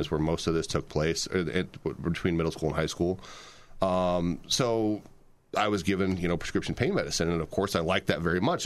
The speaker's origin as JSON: {"language": "English", "town": "Fort Wayne", "region": "Indiana", "country": "United States", "tie": "born or raised there", "said": "I'm from Fort Wayne, Indiana. We grew up here."}